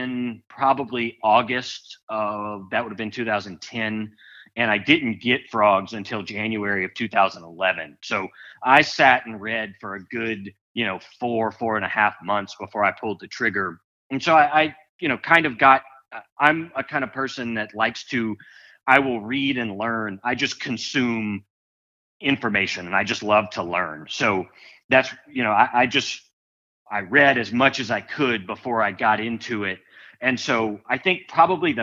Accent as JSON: {"language": "English", "region": "South Louisiana", "country": "United States", "tie": "born or raised there", "said": "we grew up in South Louisiana"}